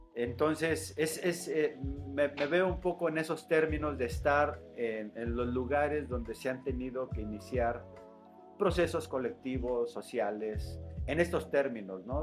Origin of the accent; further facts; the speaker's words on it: Morelia, Michoacán, Mexico; moved away as an adult; also born or lived in Ciudad Nezahualcóyotl, State of Mexico; now in Tuxtla Gutiérrez, Mexico; mi infancia la vivo en Ciudad Nezahualcóyotl hasta la primaria y posteriormente eh, la familia regresa a Michoacán y radico toda la secundaria, la preparatoria y la universidad en Morelia, Michoacán